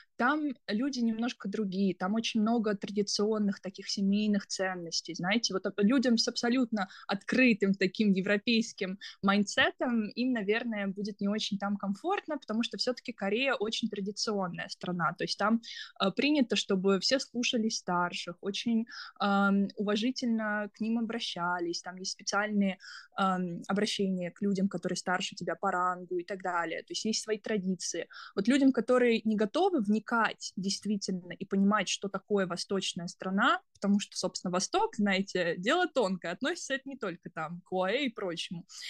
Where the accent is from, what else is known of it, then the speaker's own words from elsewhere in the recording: Kaliningrad, Kaliningrad Oblast, Russia; moved away as an adult; also born or lived in United States; now in South Korea; я из, сама из Калининграда